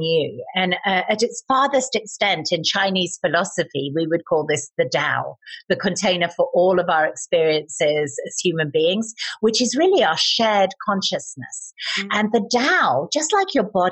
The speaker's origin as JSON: {"language": "English", "country": "United Kingdom", "said": "I'm British"}